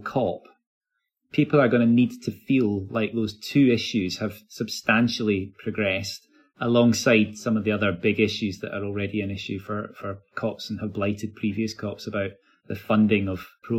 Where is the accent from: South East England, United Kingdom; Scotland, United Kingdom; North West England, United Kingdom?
Scotland, United Kingdom; Glasgow; I live in Glasgow. I am born in Glasgow. I'm a Glaswegian. So there's a sort of story of success that I would like to be associated with my home city